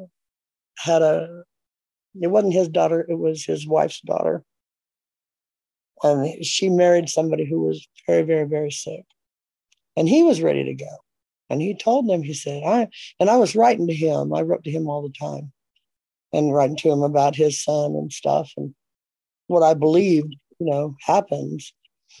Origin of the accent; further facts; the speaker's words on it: California, United States; moved away; I'm from California